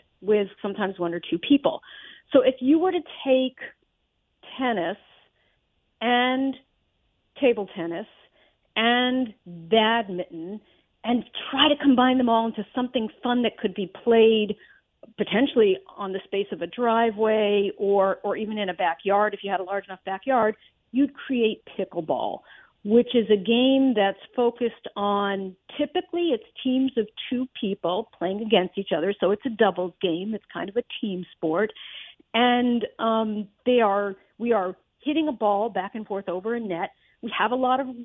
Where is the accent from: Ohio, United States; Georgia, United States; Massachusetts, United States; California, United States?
Massachusetts, United States; Amherst; also born or lived in Northampton, Massachusetts; I'm originally actually from Amherst, and then I moved back to the area in 93.